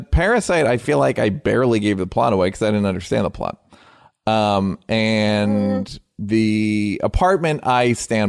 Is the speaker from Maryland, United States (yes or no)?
no; Tennessee, United States; I'm from Tennessee